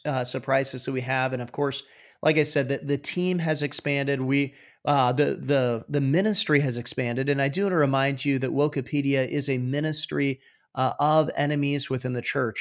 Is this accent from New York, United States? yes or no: no; Iowa, United States; I'm from Iowa, but close enough to Minnesota